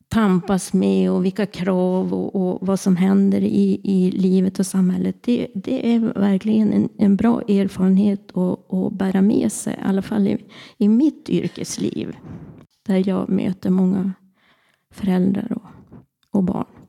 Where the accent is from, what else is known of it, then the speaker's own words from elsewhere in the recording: Örnsköldsvik, Västernorrland County, Sweden; also born or lived in Härnösand; Jag är född och uppvuxen i Gullänget, Kroksta